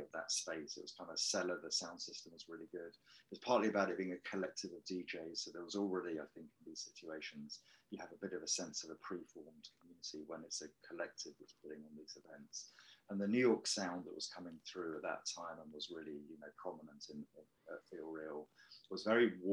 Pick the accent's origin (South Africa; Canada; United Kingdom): United Kingdom; Wokingham, South East England; that's where I grew up in Wokingham